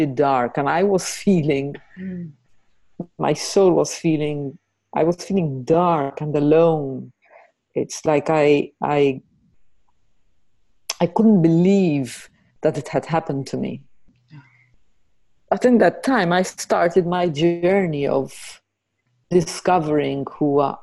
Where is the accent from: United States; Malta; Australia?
Malta; moved away as an adult; now in Netherlands; I'm from Malta and I live in the Netherlands. I've been here for a bit more than 10 years, 10 and a half years.